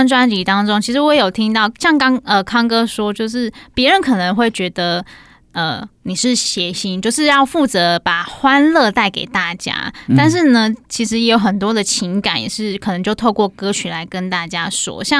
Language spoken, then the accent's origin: Chinese; Kaohsiung, Taiwan; 我也是高雄人的